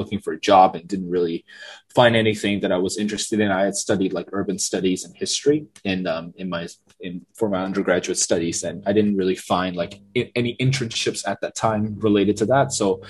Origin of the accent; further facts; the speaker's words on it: Yangon, Yangon Region, Myanmar; moved away as an adult; Yeah, so I was born and raised in Yangon, in Sanchon, basically. I lived there like my entire life until I was 18, and then I had applied to go to the United States for my undergraduate study.